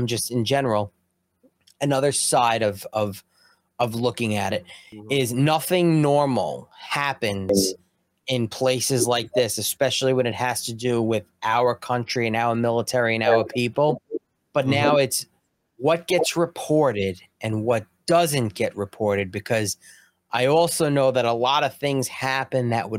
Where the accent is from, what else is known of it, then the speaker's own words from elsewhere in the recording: Long Island, New York, United States; I'm from Long Island. I just want my cup of coffee.